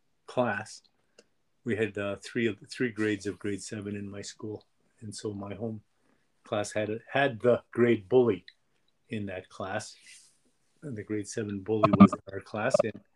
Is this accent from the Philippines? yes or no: no; Western Canada, Canada; Also, being Native Canadian or First Nations is in Western Canada, lesser today, but more so in those days.